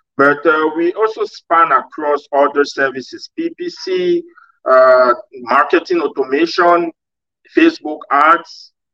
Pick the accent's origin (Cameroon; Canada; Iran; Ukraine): Cameroon; moved away as an adult; my home country. I'm actually from Cameroon.